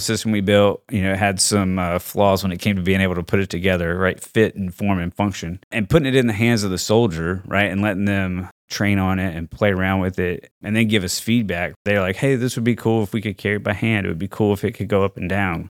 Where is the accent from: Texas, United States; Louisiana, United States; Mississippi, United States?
Mississippi, United States; moved away as an adult; also born or lived in Virginia; I'm from Mississippi